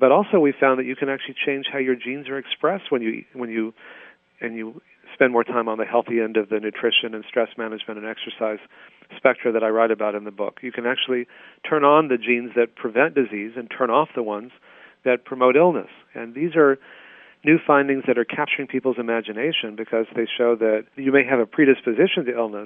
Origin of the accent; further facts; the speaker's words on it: Texas, United States; when I was growing up in Texas